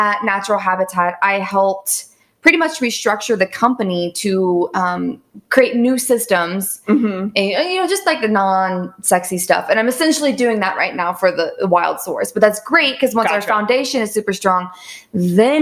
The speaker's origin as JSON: {"language": "English", "region": "Southern Ohio", "country": "United States", "tie": "born or raised there", "said": "I grew up in Southern Ohio and in the woods"}